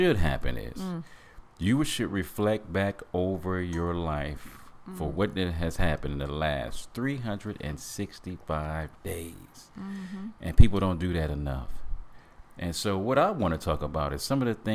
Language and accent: English; Flint, Michigan, United States; Growing up in Flint, Michigan